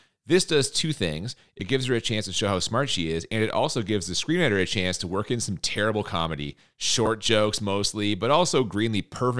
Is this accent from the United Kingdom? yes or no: no; Ireland; but also I'm Irish, I love the Boondock Saints side.